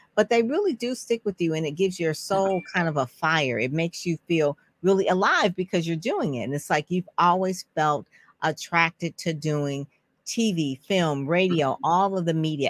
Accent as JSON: {"language": "English", "town": "Detroit", "region": "Michigan", "country": "United States", "tie": "born or raised there", "said": "he actually grew up in Conant Gardens along with me"}